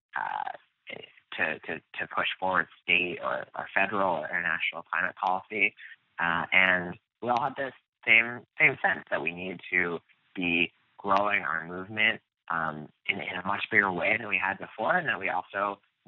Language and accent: English; outside of Philadelphia, Pennsylvania, United States; where I grew up outside of Philadelphia by the Philadelphia airport, and grew up in a town